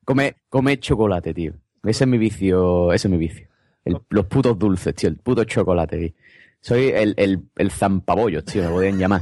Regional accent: Andalusia, Spain; cómo somos los andaluces

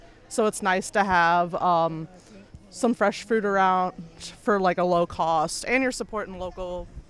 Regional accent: Chicago suburbs, Illinois, United States; moved away; I'm originally from the Chicago suburbs, where there's not a lot of fresh fruit around, or you have to drive about 2 hours south to get anywhere close to it.

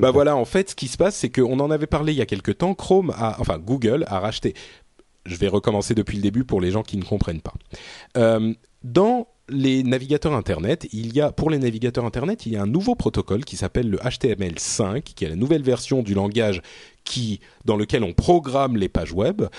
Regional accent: France; also born or lived in Lebanon; j'ai grandi en France

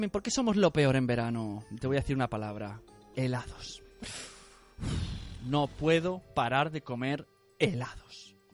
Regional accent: Valencian Community, Spain; cuidado, alarma, jardín, jardín, que soy valenciana. Bueno, me da igual, pero en Valencia tienes petardos

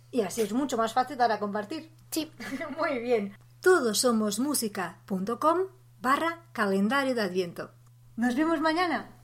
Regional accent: Portugal; Spanish is a second language; moved away as an adult; now in Barcelona, Spain; yo soy una portuguesa en Barcelona, que llevo ya casi ocho años aquí

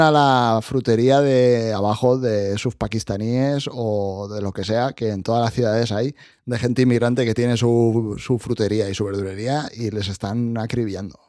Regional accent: Spain; yo soy de España

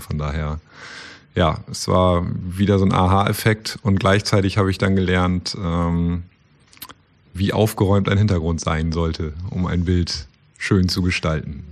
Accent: Apen, Lower Saxony, Germany; … und ich komme auch aus Apen

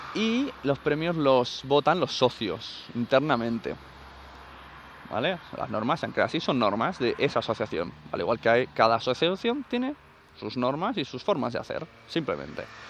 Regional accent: Catalonia, Spain; en mi pueblo tres asociaciones de sevillanas, que no creo que las haya, porque es Cataluña

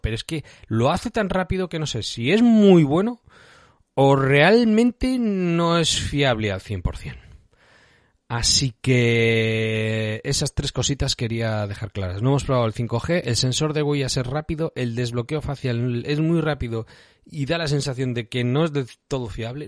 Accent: Bilbao area, Basque Country, Spain; no vivo en el mismo centro de Bilbao

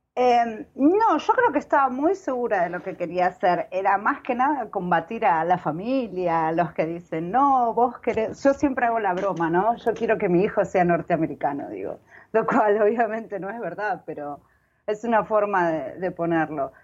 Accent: Argentina; cuando era pequeña, en Argentina

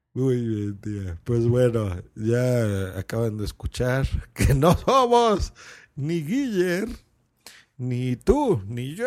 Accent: Lerma, State of Mexico, Mexico; cuando yo era niño, yo vivía en una población que se llamaba Lerma, eso es en el Estado de México

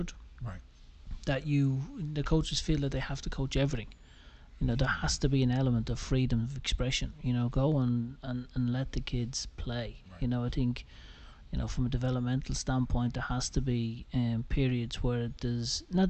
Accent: Ireland; now in United States; growing up in Ireland

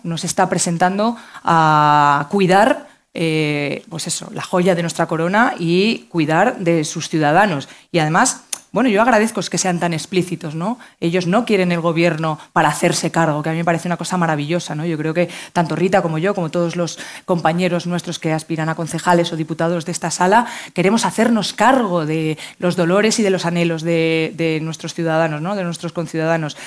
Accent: Community of Madrid, Spain; los madrileños y madrileñas nos sintamos orgullosos

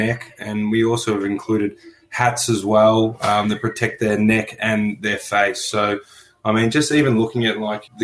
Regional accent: Melbourne, Victoria, Australia; I was born on Bunurong land in Melbourne, and I currently work on Bunurong land

